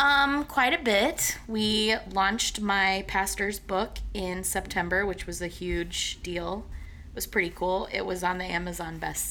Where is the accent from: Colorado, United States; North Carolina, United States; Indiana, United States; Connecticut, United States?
Indiana, United States; we're from Indiana